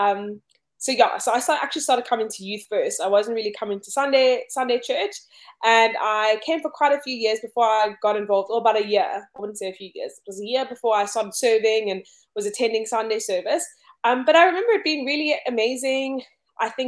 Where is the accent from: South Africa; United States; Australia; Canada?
South Africa; Cape Town, Western Cape; I grew up here in Cape Town, South Africa